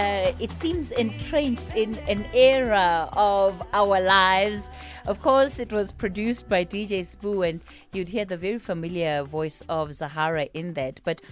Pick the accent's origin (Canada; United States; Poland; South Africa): South Africa; And the minute I say I'm South African and you're from Kenya, then there's an automatic othering that comes in.